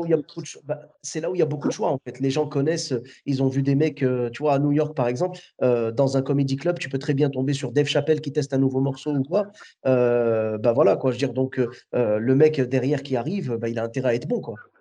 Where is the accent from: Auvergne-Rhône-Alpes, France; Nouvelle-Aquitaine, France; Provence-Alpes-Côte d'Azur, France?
Auvergne-Rhône-Alpes, France; Clermont-Ferrand; moved away as an adult; now in Bordeaux, France; je suis de Clermont-Ferrand à la base